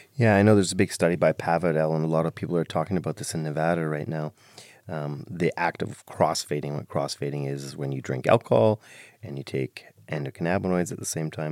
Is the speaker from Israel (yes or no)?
no; Ireland; I'm Irish